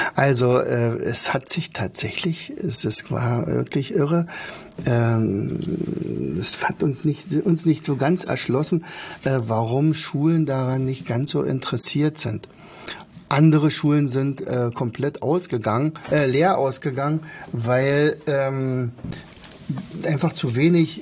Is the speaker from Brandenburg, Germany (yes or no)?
yes; Brandenburg, Germany; bei uns in Brandenburg